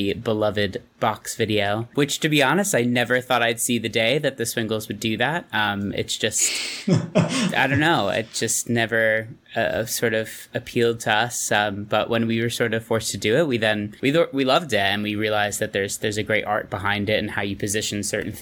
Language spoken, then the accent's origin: English; New York, United States; moved away; I'm from New York